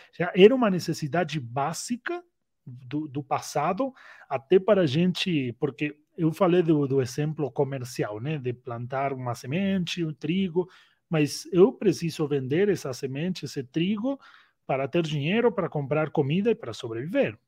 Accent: Argentina; also born or lived in Uruguay / United States; now in Brazil; nasci na Argentina, faz 10 anos que moro aqui no Brasil. Antes eu morei no Uruguai, Antes eu morei nos Estados Unidos

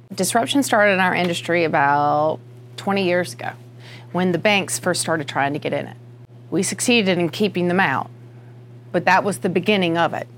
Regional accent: United States; accent: country; I grew up in the country, Union County

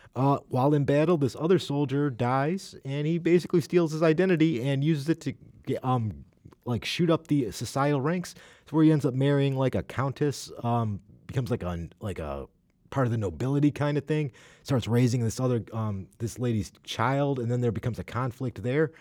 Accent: United States; as an American

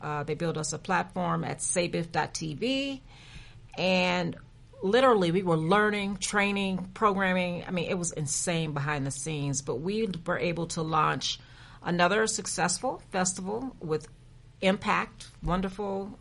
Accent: San Antonio, Texas, United States; moved away as an adult; I am a native from San Antonio, Texas, born and bred

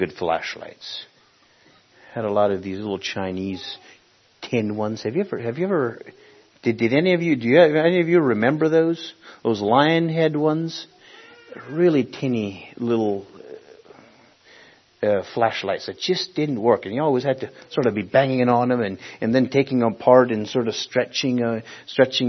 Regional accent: Honduras; Village where I was born in in Honduras, to this day doesn't even have electric

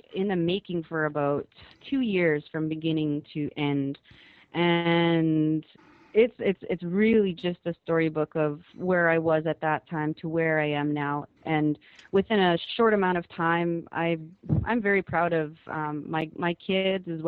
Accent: Winnipeg, Manitoba, Canada; also born or lived in Keeseekoowenin First Nation, southern Manitoba; I was born in Winnipeg, Manitoba, Canada. As you had mentioned, I'm from the Kisikuwinan First Nation, which is in southern Manitoba. I was raised in, partly in Winnipeg, partly in back home in Kisi.

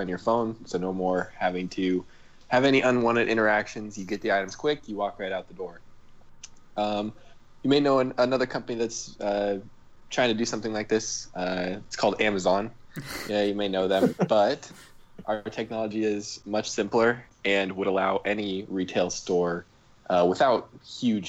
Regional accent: Omaha, Nebraska, United States; I grew up in Omaha, in Nebraska

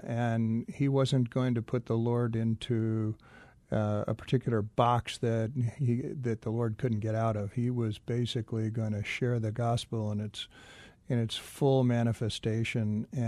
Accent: California, United States; in the churches that we grew up in Northern California.

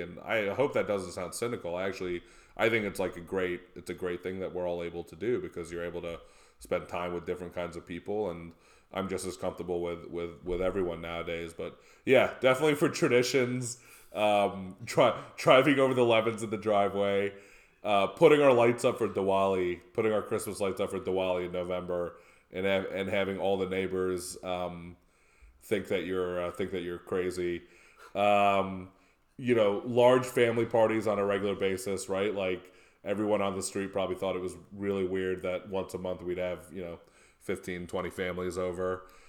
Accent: Naperville, Illinois, United States; also born or lived in United Kingdom; Naperville, right? Like, pretty idyllic, very nice place to grow up

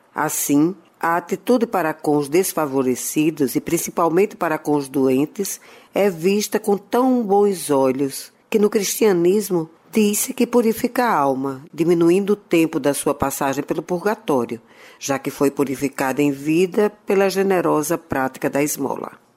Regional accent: Natal, Rio Grande do Norte, Brazil; Na minha adolescência em Natal, quando estava em casa dos meus avós maternos

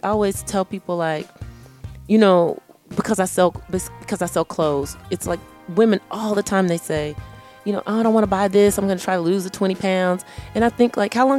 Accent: Texas, United States; I'm from Texas

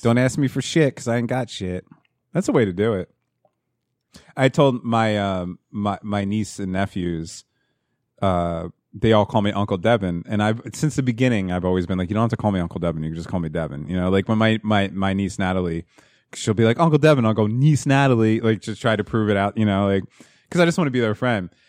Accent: New Jersey, United States; growing up in New Jersey

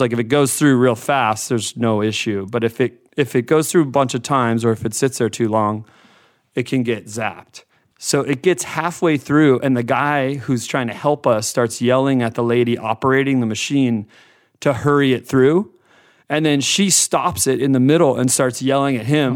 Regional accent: Florida, United States; growing up in Florida

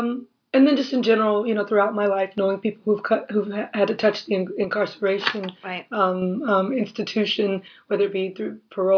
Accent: Compton, California, United States; Even when I was a little girl, growing up in Compton, there was a heavy police presence. I would always see cops on my block.

